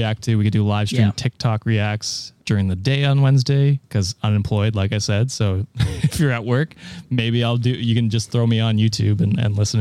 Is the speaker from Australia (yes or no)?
no; Canada; being a Canadian content creator